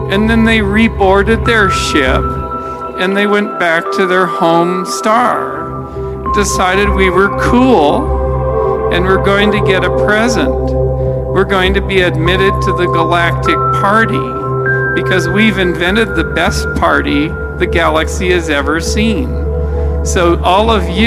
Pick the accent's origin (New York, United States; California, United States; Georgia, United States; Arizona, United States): California, United States; Santa Cruz; I'm from Santa Cruz